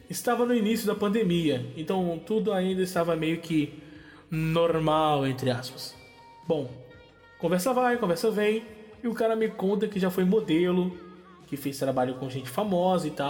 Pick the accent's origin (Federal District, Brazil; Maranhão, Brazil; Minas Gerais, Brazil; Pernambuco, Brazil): Federal District, Brazil; Brasília; now in São Paulo, Brazil; Vocês me conhecem um pouco e sabem que sou de Brasília. Vim de Sampa em 2017.